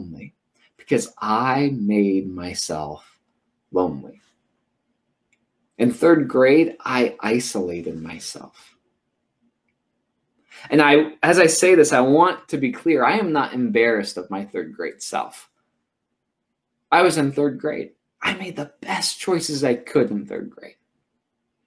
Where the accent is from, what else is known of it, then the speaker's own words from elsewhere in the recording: Oskaloosa, Iowa, United States; also born or lived in Tennessee; I moved from Tennessee, where I lived for a few years, and then I moved to Oskaloosa, Iowa